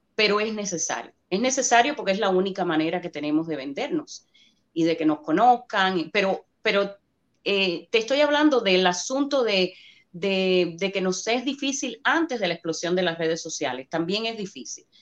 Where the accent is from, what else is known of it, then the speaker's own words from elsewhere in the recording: Cuba; accent: Cuban; now in United States; Los actores cubanos tenemos el, lo que le llaman el problema del acento